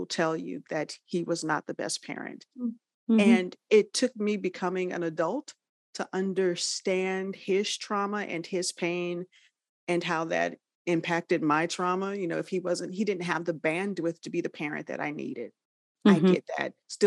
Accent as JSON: {"language": "English", "town": "Los Angeles", "region": "California", "country": "United States", "tie": "born or raised there", "said": "we come from the South and then made that migration West. So we grew up in the Los Angeles area"}